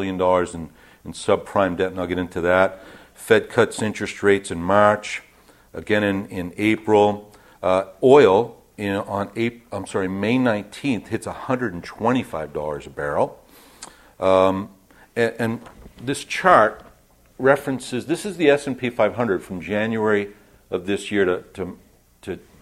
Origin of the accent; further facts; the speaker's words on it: New York, United States; I'm from New York